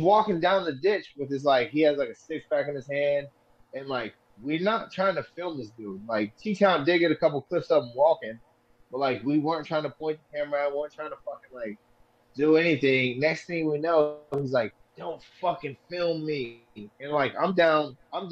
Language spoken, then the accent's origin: English; Bakersfield, California, United States; I grew up in Bakersfield